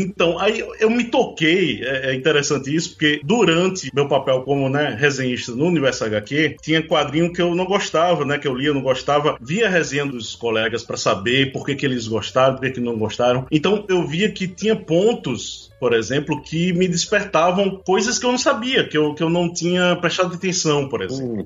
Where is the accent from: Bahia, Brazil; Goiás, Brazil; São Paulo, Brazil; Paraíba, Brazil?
Paraíba, Brazil; João Pessoa; eu sou de João Pessoa, né, da Paraíba.